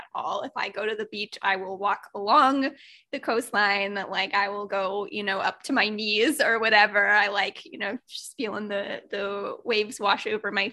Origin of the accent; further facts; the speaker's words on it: Northern Indiana, United States; also born or lived in Naples, Florida; now in Florida, United States; I grew up in Northern Indiana